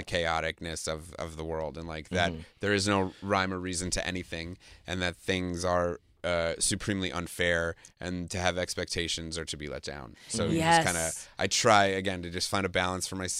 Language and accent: English; New York, United States; I'm a Jew. I'm from New York